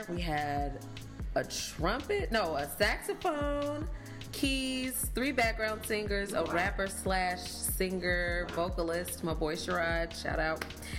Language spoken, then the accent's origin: English; Chicago, Illinois, United States; I did go to school around Trevor, Chicago.